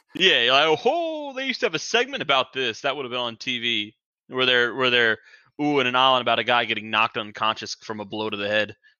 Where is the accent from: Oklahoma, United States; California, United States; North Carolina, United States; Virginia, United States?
North Carolina, United States; Charlotte; I'm born and raised in Charlotte